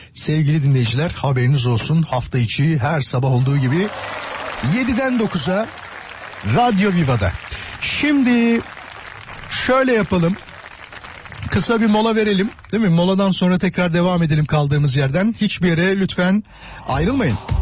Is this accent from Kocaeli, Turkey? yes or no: yes; Kocaeli, Turkey; Kocaeli'de, benim memleketimde